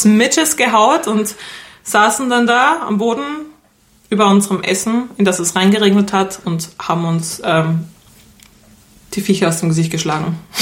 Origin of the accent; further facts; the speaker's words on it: Vienna, Austria; wir kommen ja aus Wien